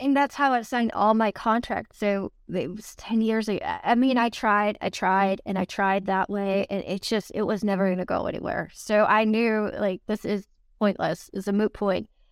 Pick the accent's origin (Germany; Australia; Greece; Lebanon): Germany; moved away; growing up in Germany